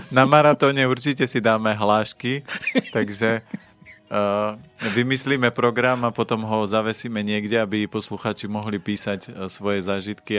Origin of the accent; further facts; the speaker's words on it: Orava, Žilina Region, Slovakia; ja som človek z Oravy